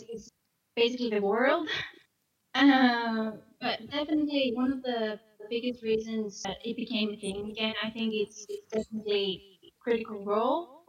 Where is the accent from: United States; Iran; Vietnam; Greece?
Greece; moved away as an adult; now in Scotland, United Kingdom; I'm from Greece